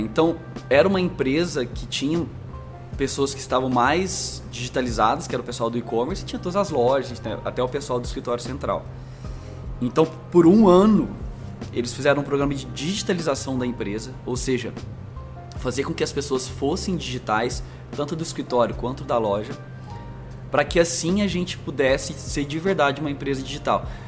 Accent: Franca, São Paulo, Brazil; moved away as an adult; also born or lived in Minas Gerais; now in São Paulo, Brazil; eu sou mineiro do RG, então também nasci em Minas, mas me criei em Franca

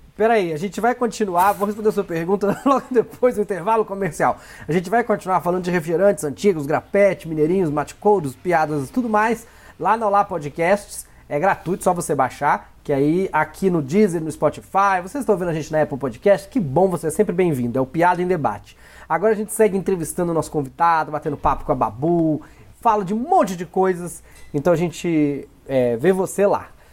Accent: Minas Gerais, Brazil; accent: mineiro; eu sou mineirinho

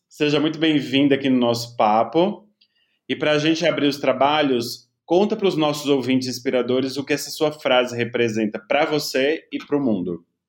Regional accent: interior of Bahia, Brazil; eu não vim de uma classe média alta, mas vim de uma classe média do interior da Bahia

